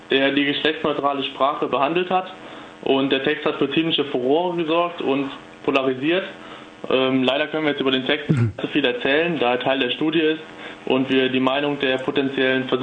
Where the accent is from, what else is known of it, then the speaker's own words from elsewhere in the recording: Koblenz, Rhineland-Palatinate, Germany; bin aus Koblenz, ebenfalls 22 Jahre alt